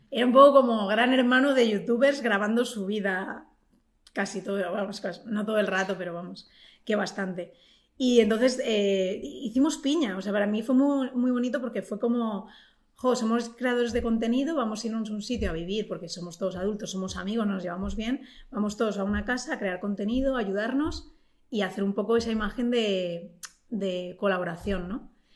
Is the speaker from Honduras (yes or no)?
no; Collado Villalba, Community of Madrid, Spain; mis padres se vinieron a Madrid jóvenes y yo nací en Madrid